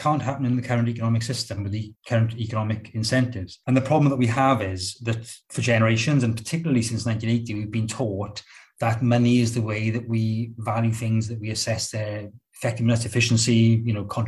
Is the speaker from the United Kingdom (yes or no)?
yes; Rhondda, Wales, United Kingdom; I grew up in the Rhondda, in the poor Rhondda, not the posh one